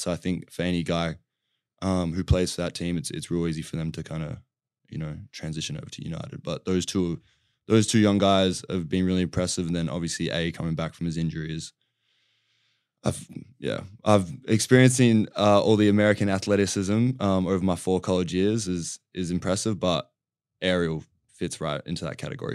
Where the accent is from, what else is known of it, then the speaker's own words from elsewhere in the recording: Australia; moved away as an adult; also born or lived in California; growing up in Australia and playing that style of game